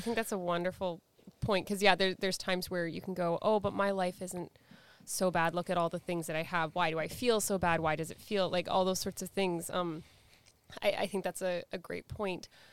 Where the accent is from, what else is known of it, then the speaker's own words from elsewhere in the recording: Surrey, British Columbia, Canada; even though I grew up in Vancouver, I grew up in Surrey, um, from, like, the Guilford, Wally area.